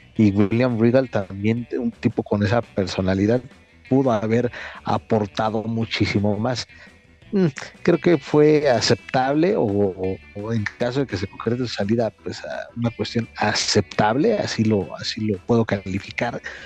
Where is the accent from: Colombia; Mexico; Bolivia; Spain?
Mexico; como mexicano